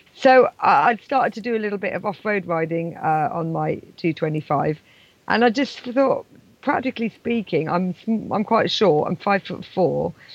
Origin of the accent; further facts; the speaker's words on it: England, United Kingdom; also born or lived in Scotland; I'm English